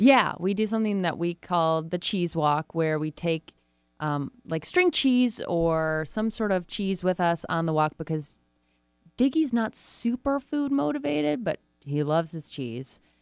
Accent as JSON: {"language": "English", "town": "Rochester", "region": "Michigan", "country": "United States", "said": "Rochester, Michigan, mm. which is where I'm from"}